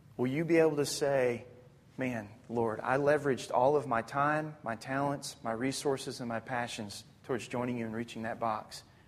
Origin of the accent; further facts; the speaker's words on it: Arkansas, United States; I'm from Arkansas